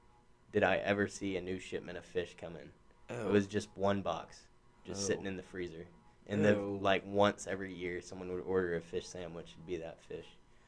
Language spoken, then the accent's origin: English; Texas, United States; born or raised there